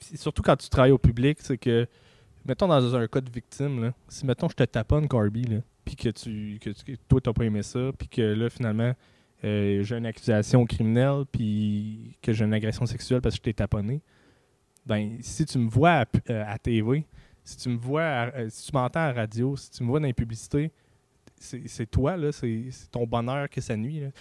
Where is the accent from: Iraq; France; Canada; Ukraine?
Canada; je suis Canadien